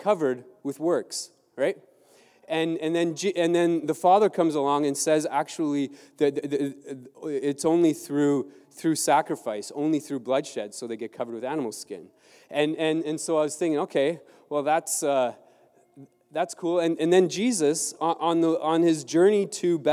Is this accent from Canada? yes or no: yes; Southern Ontario, Canada; also born or lived in Mexico; I grew up in Southern Ontario